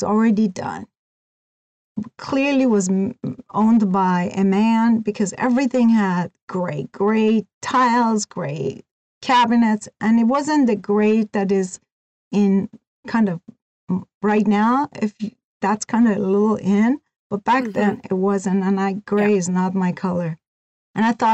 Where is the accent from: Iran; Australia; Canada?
Iran; moved away as an adult; also born or lived in California / Oregon; now in United States; I was born and raised in Iran. I was 18 when I came to the United States